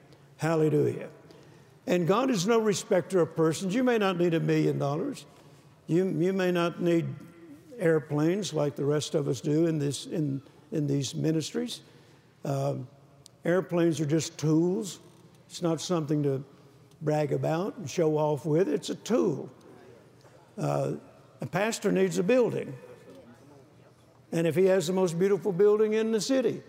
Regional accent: Louisiana, United States; also born or lived in Mississippi; I was born in Mississippi, and then we moved to Louisiana, and I didn't see my grandparents as often as I did when I was in Mississippi

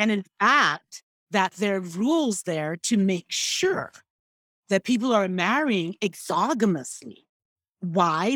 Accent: Igbo, Igboland, Nigeria; first language Igbo; English is a second language; I am Igbo. Mm, that is my nation.

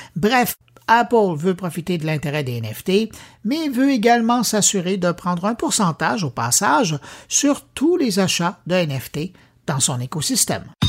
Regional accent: Quebec, Canada; chez nous, au Québec

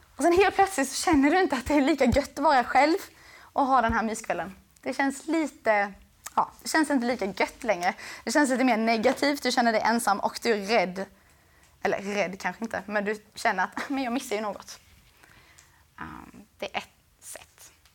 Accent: Växjö, Kronoberg County, Sweden; jag var från Växjö

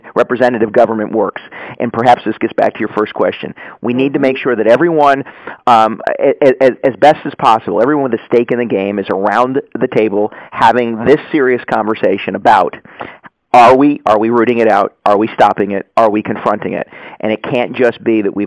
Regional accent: Yonkers, New York, United States; I was originally from Yonkers

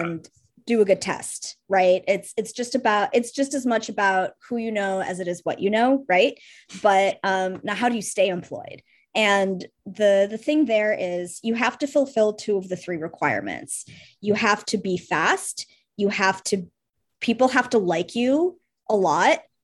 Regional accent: Russia; now in United States; I'm Russian, so I come from a slightly unique background

